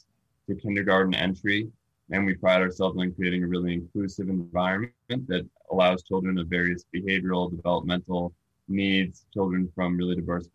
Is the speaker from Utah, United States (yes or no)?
no; Arlington, Massachusetts, United States; also born or lived in England; I grew up mostly around Greater Boston, a lot of the time in Arlington, except for a year that I lived in England